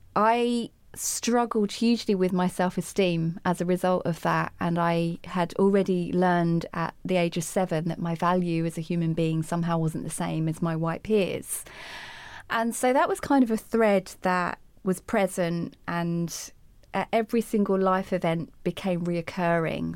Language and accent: English; United Kingdom; I'm speaking the Queen's English. I'm from Britain